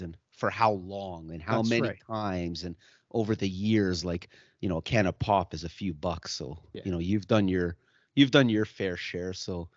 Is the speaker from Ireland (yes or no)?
no; Germany; now in Canada; I was born in Germany and I'm European.